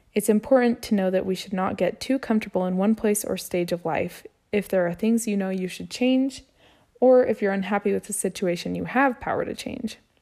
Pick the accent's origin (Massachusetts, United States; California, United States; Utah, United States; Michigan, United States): Utah, United States; I was born and raised here in Utah.